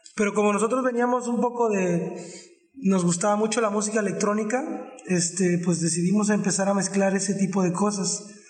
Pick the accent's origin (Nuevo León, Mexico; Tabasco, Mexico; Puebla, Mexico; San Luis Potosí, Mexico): Tabasco, Mexico; Villahermosa; somos originarios de Villahermosa, Tabasco